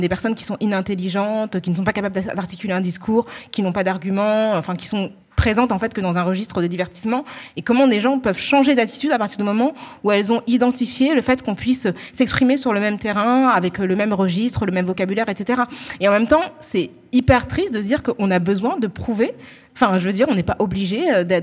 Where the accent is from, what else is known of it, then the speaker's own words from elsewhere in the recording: Île-de-France, France; accent: Parisian; ils ne le parlent pas avec notre accent parisien, parce qu'en fait, on n'est que 10 millions de franciliens à avoir cet accent-là. Donc, c'est vrai que nous, on a un accent aussi qui est hyper marqué.